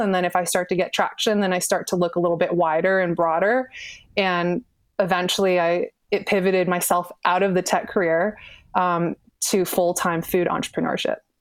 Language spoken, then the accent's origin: English; Bay Area, California, United States; I'm born and raised in the Bay Area